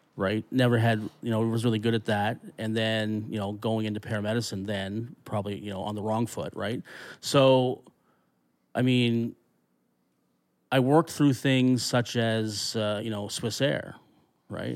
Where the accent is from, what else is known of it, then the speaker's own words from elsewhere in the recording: Annapolis Valley, Nova Scotia, Canada; I grew up in the Annapolis Valley